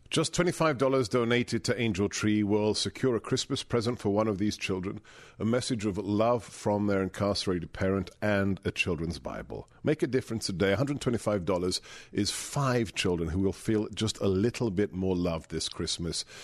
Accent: London, United Kingdom; moved away; the forty years since I was a child growing up in West London

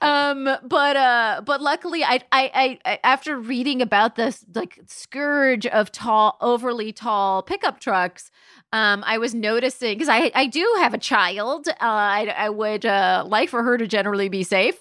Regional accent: Palm Springs, California, United States; moved away; also born or lived in London; I grew up in Palm Springs, California

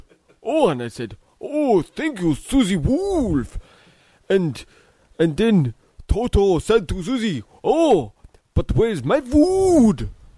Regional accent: Austria; English is a second language; Yes, do you know where I am from? I am from Austria.

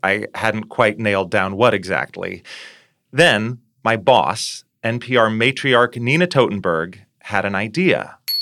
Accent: Fargo, North Dakota, United States; moved away; growing up in Fargo

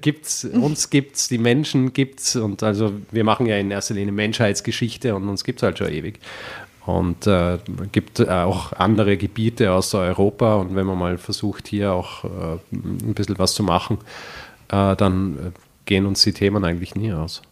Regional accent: Vorarlberg, Austria; also born or lived in Graz; Aus Vorarlberg. Na, ursprünglich, richtig ursprünglich aus Graz, aber okay. Ah. äh, dann in Vorarlberg

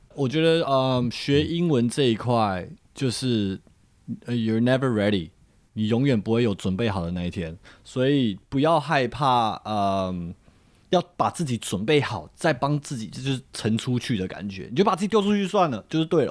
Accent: Taiwan; moved away; 我们自己身为台湾人

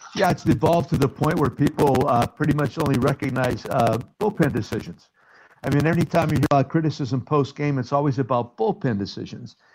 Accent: Hazleton, Pennsylvania, United States; now in Chicago, United States; bring together the Hispanic and Anglo cultures within my hometown

